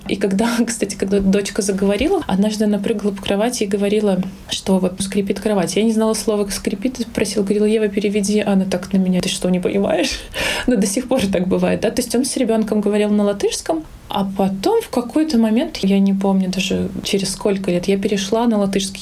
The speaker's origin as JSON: {"language": "Russian", "region": "Minsk", "country": "Belarus", "moved": "as an adult", "lives_now": "Riga, Latvia"}